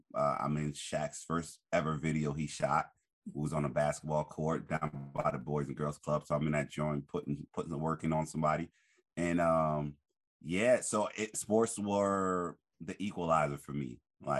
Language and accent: English; Newark, New Jersey, United States; I grew up in Newark, New Jersey. So I was first generation African, West African, my family from Liberia.